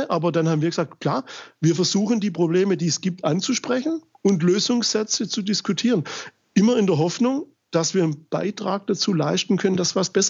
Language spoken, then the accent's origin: German; Germany; wir kommen aus Deutschland, im Land der Demokratie und Mitbestimmung